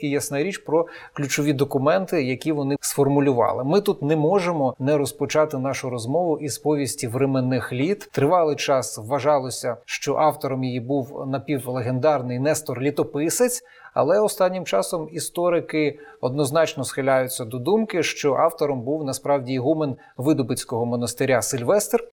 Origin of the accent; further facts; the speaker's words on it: Eastern Ukraine, Ukraine; схід України, звідки я родом